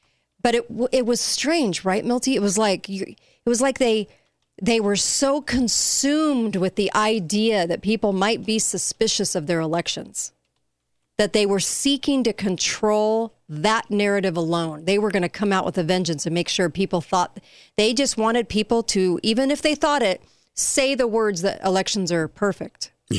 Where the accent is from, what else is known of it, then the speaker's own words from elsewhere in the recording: East Germany, Germany; now in United States; after writing Freedom's Nightmare and living in communist East Germany, growing up in East Germany.